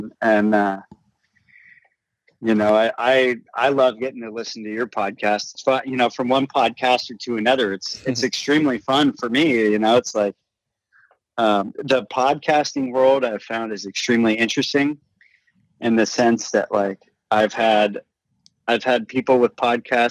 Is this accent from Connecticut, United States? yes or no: no; Marin County, California, United States; I grew up in Marin County, California, you know, like hunting is not the normal out here